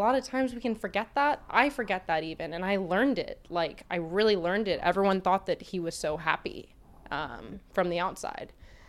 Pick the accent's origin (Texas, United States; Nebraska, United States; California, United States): Texas, United States; I grew up in Texas